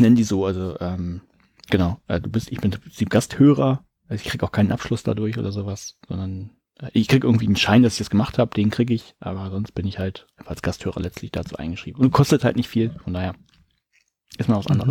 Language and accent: German; Germany; ich bin ja ein Deutscher